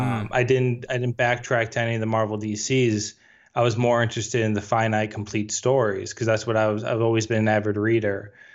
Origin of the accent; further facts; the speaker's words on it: Chicago, Illinois, United States; I'm from the Chicagoland area